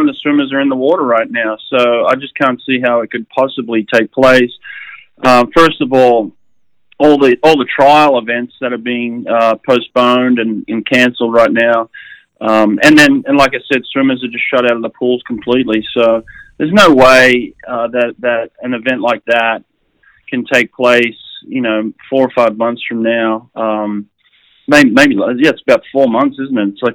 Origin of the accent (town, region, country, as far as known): Sydney, New South Wales, Australia; born or raised there